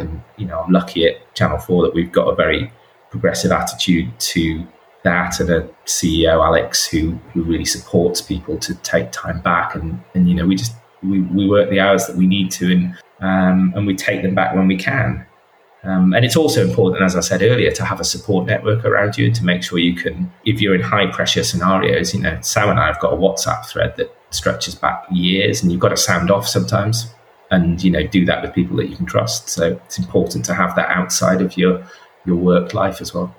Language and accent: English; the north of England, United Kingdom; moved away; also born or lived in London; I speak as a Northerner as well